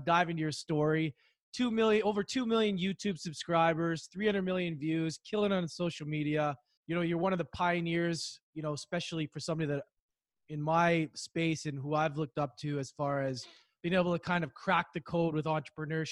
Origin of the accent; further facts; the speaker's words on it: Canada; now in Vancouver, Canada; I'm in Vancouver. That's quite a ways away, but we're still Canadian.